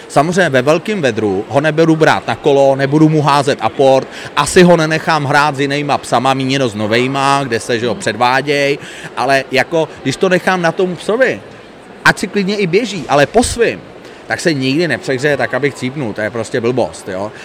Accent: Prague, Czechia; moved away as an adult; now in Kokořín area, Czechia; já byť jsem původně rodilej Pražák a byl jsem typický Pražák

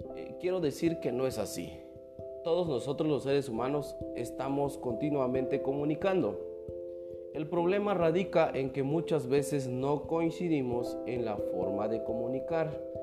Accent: Mexico; como mexicanos

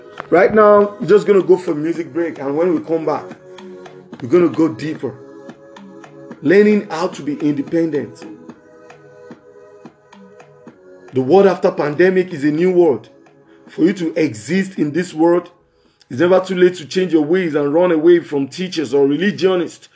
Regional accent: Lagos, Nigeria; from Lagos, Southwest Region, Nigeria, West Side.

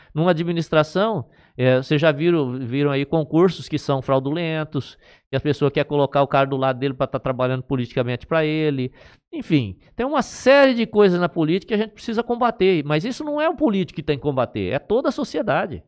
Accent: Aspásia, São Paulo, Brazil; Eu era de Aspásia e eu tinha um município, Aspásia era distrito

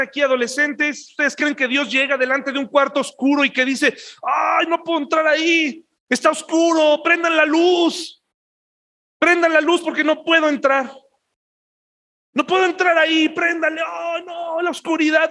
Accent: Mexico; somos mexicanos, a mucha honra, gloriosos de ser mexicanos.

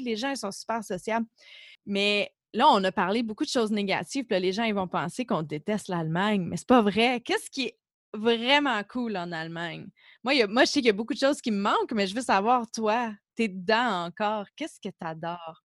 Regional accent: Canada; also born or lived in Germany; en tant que Canadien

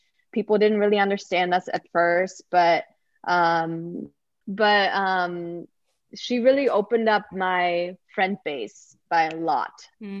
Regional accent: Sweden; English is a second language; So I didn't make any friends besides one person I met that was also from Sweden.

